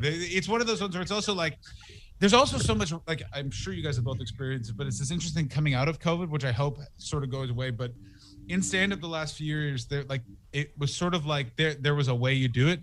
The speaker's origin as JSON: {"language": "English", "town": "Ottawa", "region": "Ontario", "country": "Canada", "also_born_or_lived": "Montreal / Toronto / England", "moved": "as an adult", "lives_now": "Los Angeles, United States", "said": "I'm from Ottawa"}